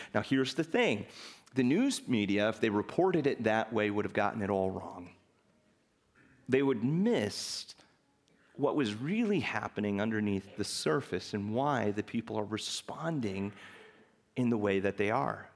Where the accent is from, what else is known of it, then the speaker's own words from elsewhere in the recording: Chicago, Illinois, United States; moved away; I'm originally from Chicago